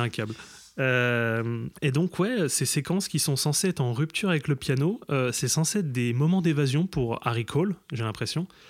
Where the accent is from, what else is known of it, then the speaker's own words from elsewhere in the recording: Grand Est, France; now in Paris region, France; je viens aussi du Grand Est, mais j'habite en région parisienne